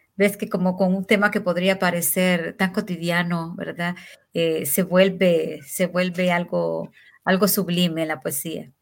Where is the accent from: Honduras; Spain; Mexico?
Honduras; le llamamos aquí en Honduras